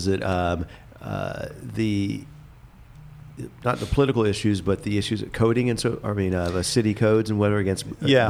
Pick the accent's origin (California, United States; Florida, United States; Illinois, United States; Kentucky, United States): Florida, United States; Leesburg; also born or lived in Miami; But really grew up in Central Florida near Orlando, Leesburg, Lake County.